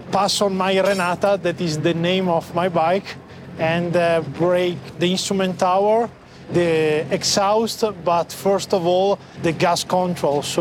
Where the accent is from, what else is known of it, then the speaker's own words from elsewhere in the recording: Italy; from Italy